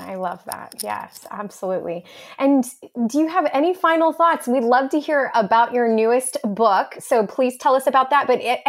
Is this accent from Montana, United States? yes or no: no; Texas, United States; I am from South Texas, but I was like, these look so yummy.